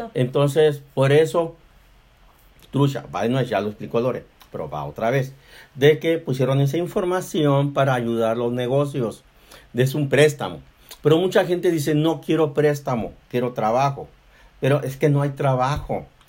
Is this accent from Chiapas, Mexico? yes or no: no; Mexicali, Baja California, Mexico; moved away; Nosotros somos de Mexicali, de Baja California